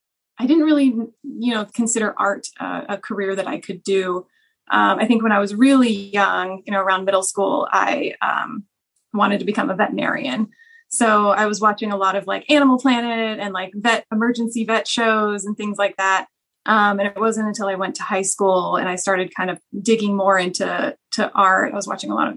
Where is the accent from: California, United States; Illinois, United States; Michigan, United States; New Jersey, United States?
California, United States; San Mateo; I grew up in the Bay Area, a little bit outside of San Francisco and in a city called San Mateo